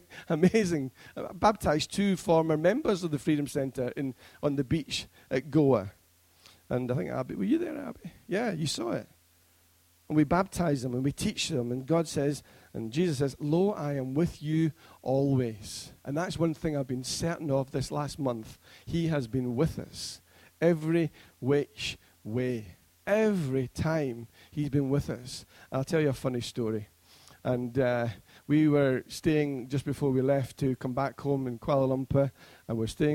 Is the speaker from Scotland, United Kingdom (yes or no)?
yes; Scotland, United Kingdom; now in Preston, United Kingdom; being a Scotsman